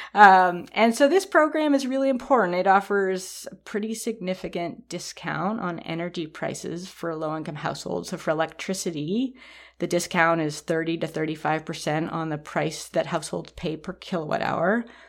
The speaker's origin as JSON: {"language": "English", "town": "Toronto", "region": "Ontario", "country": "Canada", "tie": "born or raised there", "moved": "yes", "said": "I grew up in Toronto, which is a really big city"}